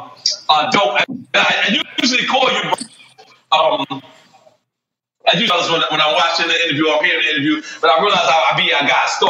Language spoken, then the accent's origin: English; New York, United States; as a New Yorker